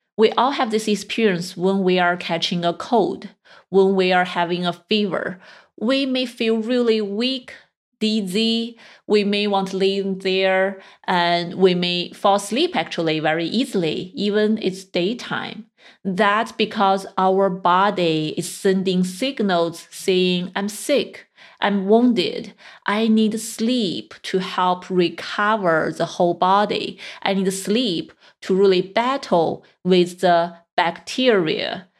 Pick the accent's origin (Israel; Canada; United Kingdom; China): China; moved away; I grew up in China